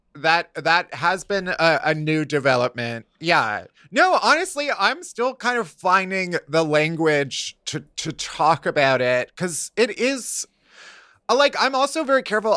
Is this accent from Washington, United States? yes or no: no; Chicago, Illinois, United States; now in New York, United States; I'm from Chicago